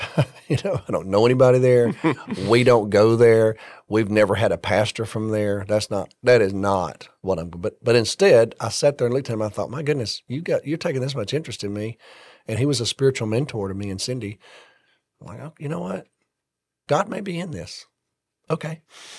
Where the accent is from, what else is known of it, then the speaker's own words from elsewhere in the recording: Alabama, United States; moved away as an adult; I grew up in Alabama.